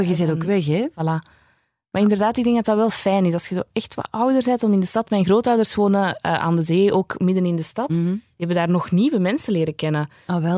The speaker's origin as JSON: {"language": "Dutch", "region": "East Flanders", "country": "Belgium", "also_born_or_lived": "Hamme", "moved": "as an adult", "said": "Ik kom van Oost-Vlaanderen"}